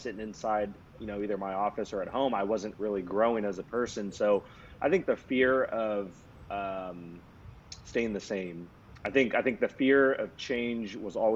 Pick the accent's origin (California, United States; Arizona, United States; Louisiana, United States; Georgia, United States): California, United States; Sacramento; I'm from Sacramento, California, grew up here my whole life